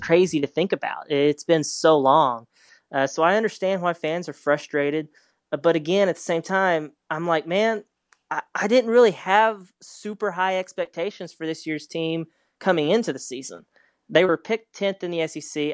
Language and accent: English; Arkansas, United States; I'm from Arkansas. I grew up here